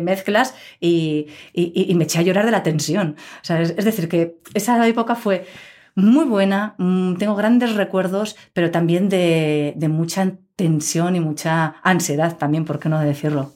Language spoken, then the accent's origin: Spanish; Pamplona, Navarre, Spain; also born or lived in Scotland / Madrid; yo desde pequeñita aquí